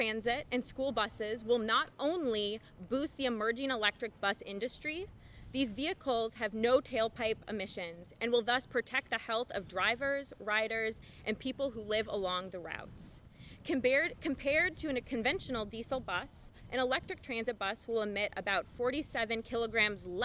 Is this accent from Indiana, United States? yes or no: no; Ripon, Wisconsin, United States; moved away as an adult; also born or lived in St. Paul, Minnesota; now in Milwaukee, United States; take us to school in Ripon, Wisconsin. When I left my hometown for college in St. Paul